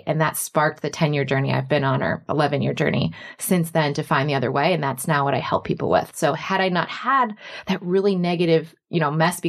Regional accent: Michigan, United States; I was growing up in Michigan, and then I went to the University of Michigan Business School

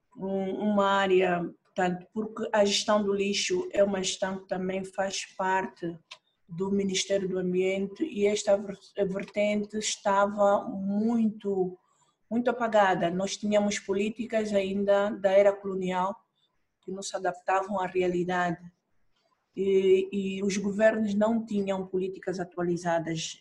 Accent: Angola; Sou angolana

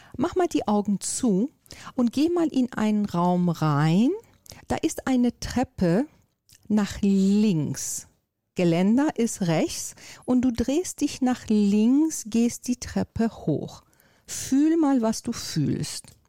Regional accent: Iran; also born or lived in Miami, United States / Lago Maggiore, Italy; now in Hamburg, Germany; Ich komme ja aus Persien

